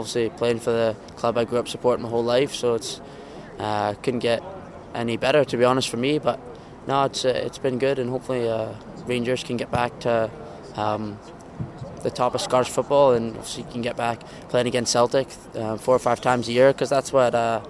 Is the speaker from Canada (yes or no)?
yes; Canada; born there; I was born in Canada, so I think I should play for Canada